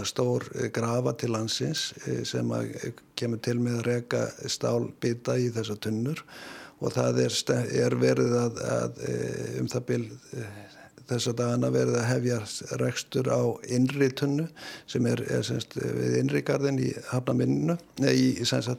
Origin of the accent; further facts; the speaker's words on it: Iceland; við erum nú Íslendingar eru um það bila allir sérfræðingar í landuhöfn